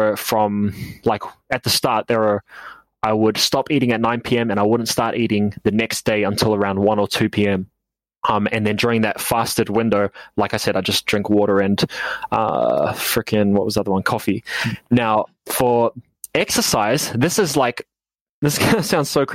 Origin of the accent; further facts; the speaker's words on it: New Zealand; I'm from New Zealand.